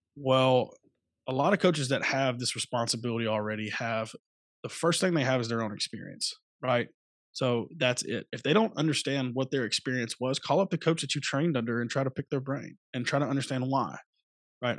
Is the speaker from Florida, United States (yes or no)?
no; Phenix City, Alabama, United States; moved away as an adult; also born or lived in Louisiana; I'm originally from Phoenix City, Alabama